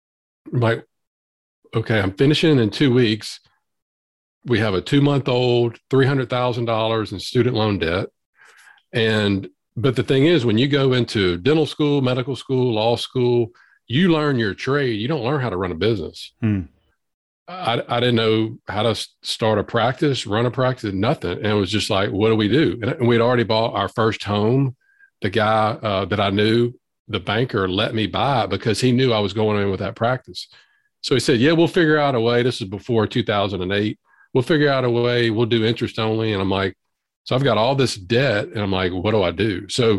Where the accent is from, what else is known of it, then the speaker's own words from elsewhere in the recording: Southern US, United States; accent: Southern drawl; born and raised in the South.